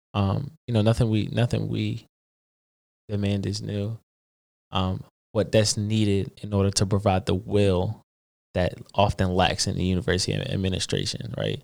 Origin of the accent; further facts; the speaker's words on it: Philadelphia, Pennsylvania, United States; I'm originally from West Philly. Um, I got a older brother, a little brother. little sister, uh, grew up with two parents